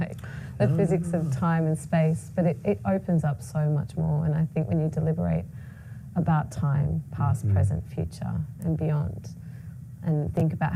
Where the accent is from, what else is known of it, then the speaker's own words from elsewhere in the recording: Australia; I was born in Australia of Palestinian heritage